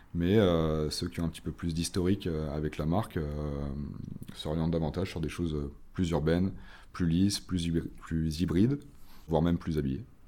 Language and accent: French; Nantes, Pays de la Loire, France; moved away as an adult; now in Paris, France; je suis originaire de Nantes, où j'ai grandi et fait la totalité de mes études, avant de rejoindre Paris il y a 11 ans maintenant